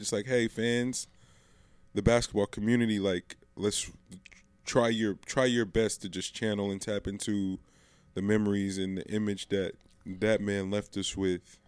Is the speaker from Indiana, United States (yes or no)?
no; the Bay Area, California, United States; we're from the Bay